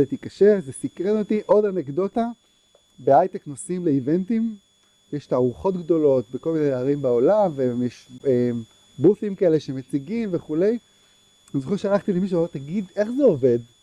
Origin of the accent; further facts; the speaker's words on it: Herzliya, Tel Aviv District, Israel; גדלתי בהרצליה